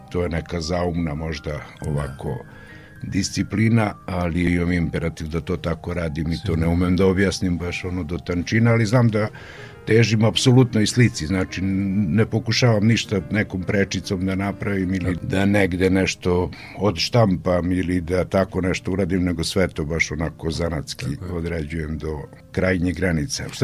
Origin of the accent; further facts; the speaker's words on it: Opovo, Vojvodina, Serbia; rođen sam u Opovu